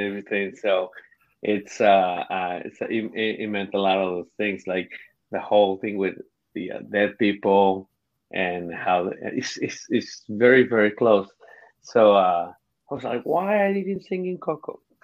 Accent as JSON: {"language": "English", "country": "Mexico", "second_language": "English", "moved": "yes", "said": "I'm the equivalent of the uh, Mexican hillbilly."}